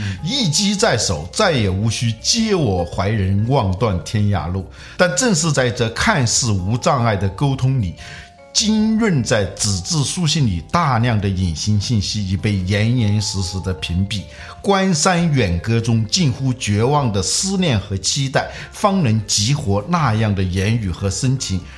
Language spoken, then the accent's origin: Chinese; Hubei, China; moved away; 我们老家的一张报纸啊，我是湖北人嘛